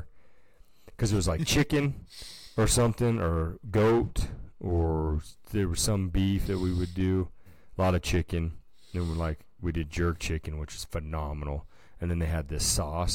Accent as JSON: {"language": "English", "region": "Nevada", "country": "United States", "said": "we're from Nevada. It's like a desert."}